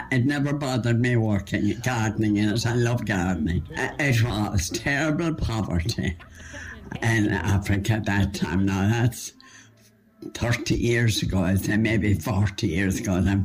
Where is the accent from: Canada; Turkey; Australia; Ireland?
Ireland; County Limerick, Munster; moved away as an adult; also born or lived in Kenya / United States / Pakistan; now in Cork, Ireland; I was born in County Limerick